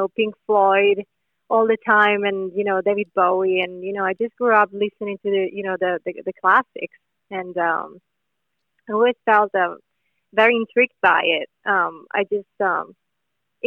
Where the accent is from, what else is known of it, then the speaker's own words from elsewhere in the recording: Italy; English is a second language; moved away; we have a lot of great songwriters back in Italy